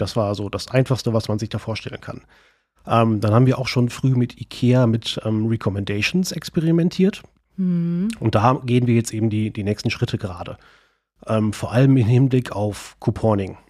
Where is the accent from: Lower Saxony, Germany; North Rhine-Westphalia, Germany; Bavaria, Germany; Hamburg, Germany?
North Rhine-Westphalia, Germany; Sauerland; moved away as an adult; now in Bonn, Germany; eigentlich komme ich ursprünglich aus dem Sauerland. Äh, und als ich mit Ende 19, Anfang 20 nach Bonn gegangen bin